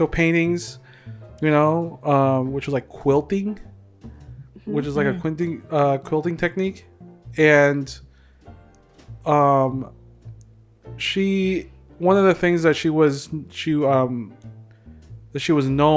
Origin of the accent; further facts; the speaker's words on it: Philippines; me being a Filipino